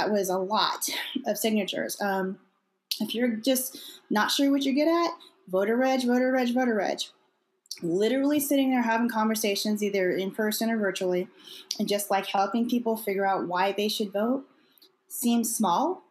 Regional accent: Imperial County, California, United States; moved away as an adult; also born or lived in Thousand Oaks, California; now in Riverside County, United States; I'm from Imperial County, and quite frankly, there's not a lot of resources in Imperial County

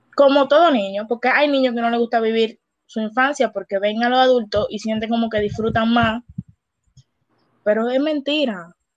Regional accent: Dominican Republic; qué mal le hicimos nosotros al mundo como gente dominicana

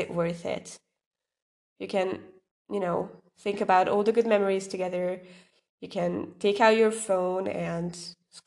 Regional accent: Hungary; I am from Hungary

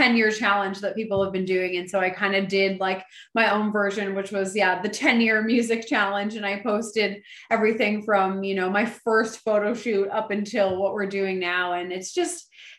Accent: Oakville, Ontario, Canada; I grew up in Oakville, Ontario

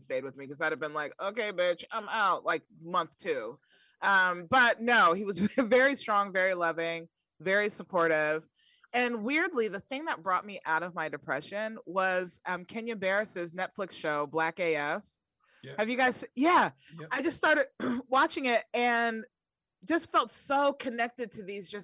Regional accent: New York, United States; I was growing up in New York

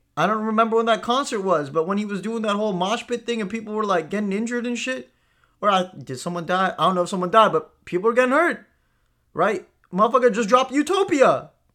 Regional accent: India; I grew up in India

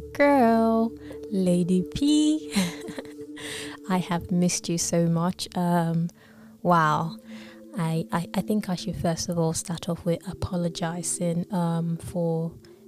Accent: Lagos, Nigeria; now in United Kingdom; I was born in Lagos, Nigeria.

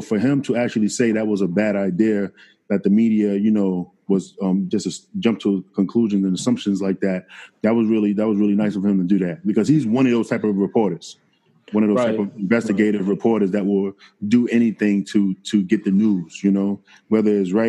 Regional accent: New York City, New York, United States; as you know, I'm from New York City.

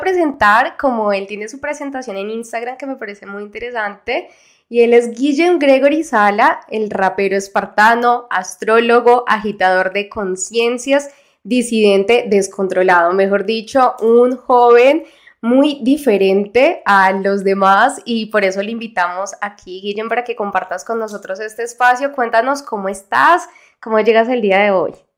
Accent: Colombia; acá en mi país

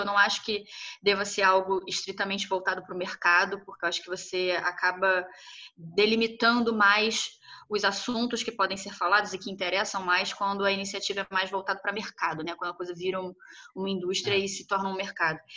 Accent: Brazil; nós, enquanto brasileiros

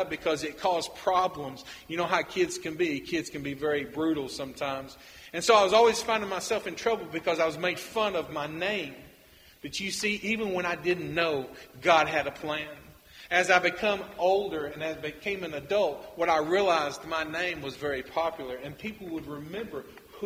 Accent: United States; now in Nicaragua; I'm a North American, that I'm come from the United States

